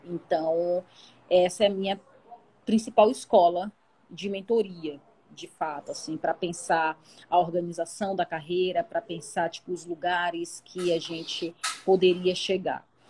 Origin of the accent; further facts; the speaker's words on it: Salvador, Bahia, Brazil; eu sou de Salvador, nascida no Coqueiro Grande, que é o paraíso na Terra